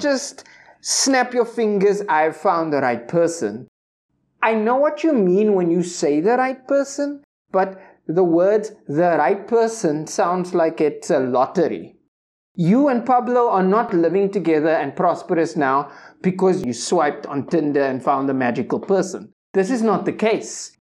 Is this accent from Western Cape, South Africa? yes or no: yes; Cape Town, Western Cape, South Africa; growing up in the Cape Flats, shout-out to Silvertown